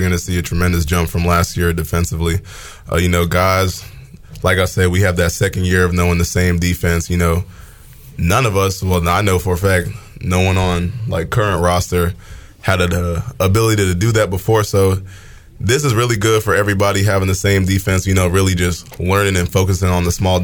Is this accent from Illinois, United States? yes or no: no; New Hampshire, United States; I was born in New Hampshire